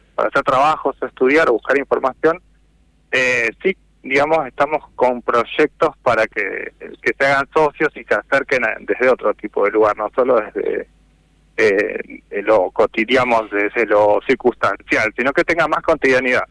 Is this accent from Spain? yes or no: no; Necochea, Buenos Aires Province, Argentina; moved away; yo en realidad volví a NECO después de casi 20 años, el año pasado, en marzo